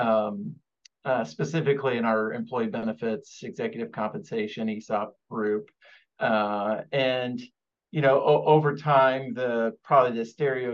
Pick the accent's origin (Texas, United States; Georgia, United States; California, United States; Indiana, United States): Indiana, United States; Evansville; moved away as an adult; now in Indianapolis, United States; I am originally from Evansville, Indiana, in the southwestern part of the state. I was born there